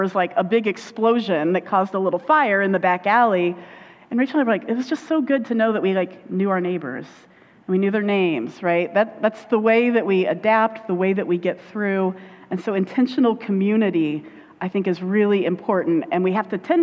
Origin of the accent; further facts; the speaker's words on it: Indiana, United States; accent: Indiana; I go into my Indiana accent when I go down